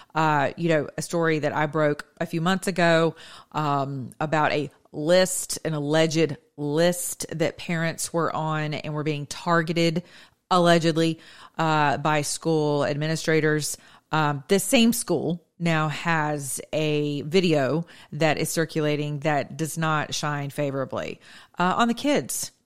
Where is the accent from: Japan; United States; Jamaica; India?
United States; my childhood growing up in Hall County.